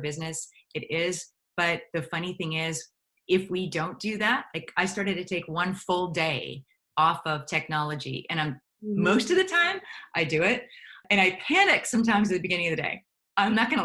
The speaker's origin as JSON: {"language": "English", "area": "outside of Pittsburgh", "region": "Pennsylvania", "country": "United States", "also_born_or_lived": "New York City", "moved": "as an adult", "said": "I came from outside of Pittsburgh, Pennsylvania"}